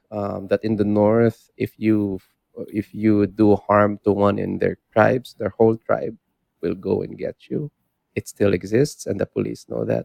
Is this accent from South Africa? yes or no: no; Philippines; moved away; also born or lived in Florence; Yeah, I'm from the Philippines.